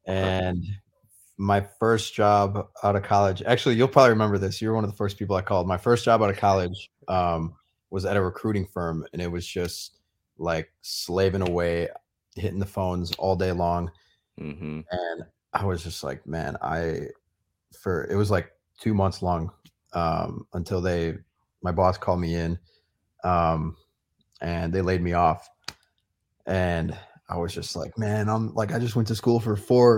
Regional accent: Vernon Hills, Illinois, United States; I grew up kind of near Jason in a suburb of Chicago called Vernon Hills and lived there my whole life.

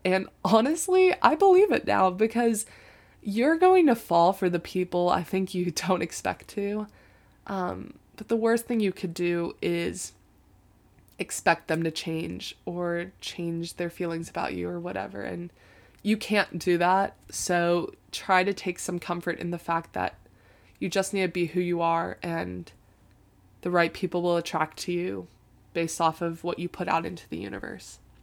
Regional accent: Tampa, Florida, United States; moved away as an adult; now in Chapel Hill, United States; I felt like I had outgrown Tampa

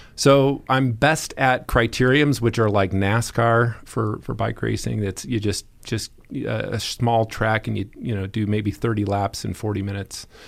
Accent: Indiana, United States; moved away; also born or lived in Lakewood, Colorado; a little kid growing up in Indiana

